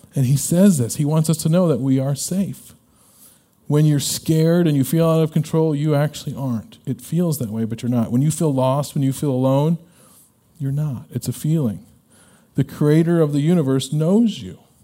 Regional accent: Illinois, United States; When I was a kid growing up, uh, we're from Illinois

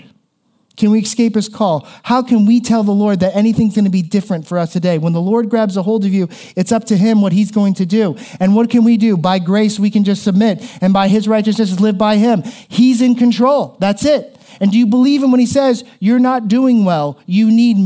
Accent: South Florida, United States; moved away; where I grew up in South Florida

